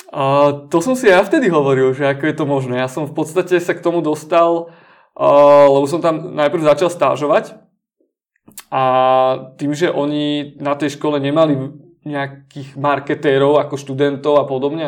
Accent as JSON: {"language": "Slovak", "country": "Slovakia", "also_born_or_lived": "Denmark / United States", "said": "som odišiel zo Slovenska do Dánska študovať"}